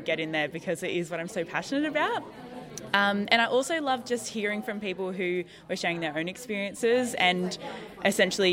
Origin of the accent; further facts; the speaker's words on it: Newcastle, New South Wales, Australia; moved away as an adult; now in Wollongong, Australia; I grew up around Newcastle, and I moved down to Wollongong for university